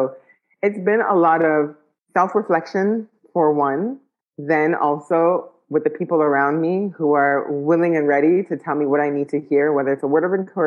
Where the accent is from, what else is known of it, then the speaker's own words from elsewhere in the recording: Ottawa, Ontario, Canada; moved away; also born or lived in Ghana / United Arab Emirates; growing up in Ottawa to moving to Ghana to moving to the UAE.